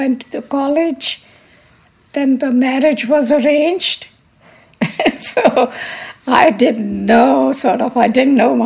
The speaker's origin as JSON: {"language": "English", "town": "Lahore", "region": "Punjab", "country": "Pakistan", "tie": "born or raised there", "moved": "yes", "said": "I was born in Lahore, Pakistan. I was educated in Pakistan."}